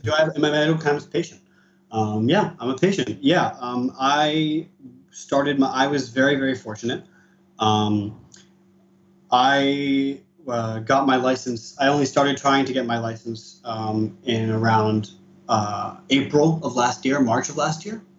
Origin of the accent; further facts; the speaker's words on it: East Coast of the US, United States; now in Israel; I was born and raised in the East Coast of the US.